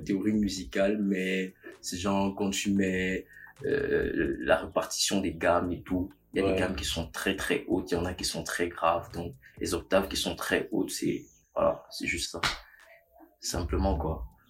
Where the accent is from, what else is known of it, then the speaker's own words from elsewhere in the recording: Manguissa of the Lekié, Centre, Cameroon; Je suis Manguissa de la Liquide